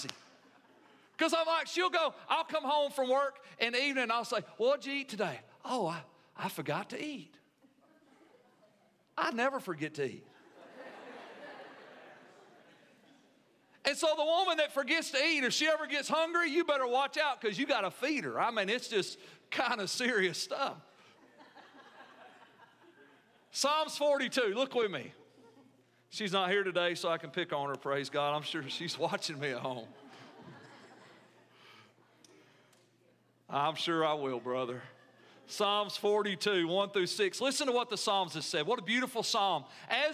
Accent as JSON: {"language": "English", "country": "United States", "said": "as an American"}